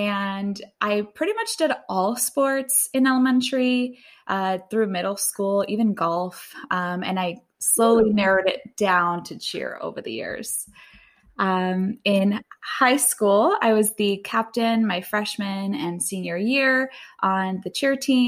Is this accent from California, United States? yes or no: yes; Fresno, California, United States; So I was born and raised in Fresno